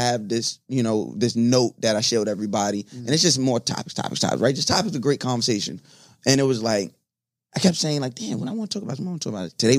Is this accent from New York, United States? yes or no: yes; Long Island, New York, United States; also born or lived in Brooklyn; I grew up on Long Island. Obviously, I'm a Brooklyn nigga at heart. My father's from Gowanus. I've been out here on and off all my life.